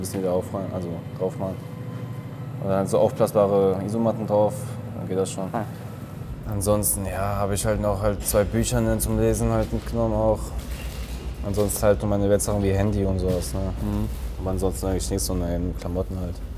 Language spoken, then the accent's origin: German; Fulda, Hesse, Germany; moved away as an adult; now in Oldenburg, Germany; Aus Fulda